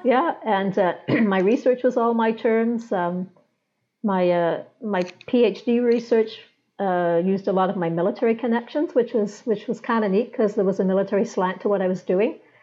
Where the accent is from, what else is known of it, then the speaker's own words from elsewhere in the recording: England, United Kingdom; where I grew up in England